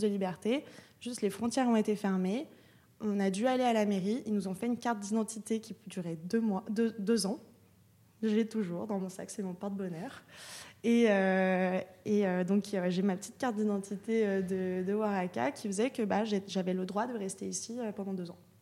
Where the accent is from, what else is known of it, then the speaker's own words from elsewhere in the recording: Lyon, Auvergne-Rhône-Alpes, France; moved away as an adult; also born or lived in Paris; now in Marseille, France; Moi je viens de Lyon et, je suis partie, je suis partie à Paris quand j'avais 18 ans.